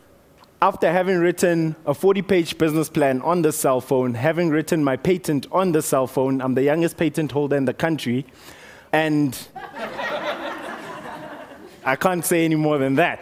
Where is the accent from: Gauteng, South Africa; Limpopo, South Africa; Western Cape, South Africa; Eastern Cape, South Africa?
Limpopo, South Africa; Motetema; So I grew up in Limpopo, on the border of Limpopo and Mpumalanga, little town called Motetema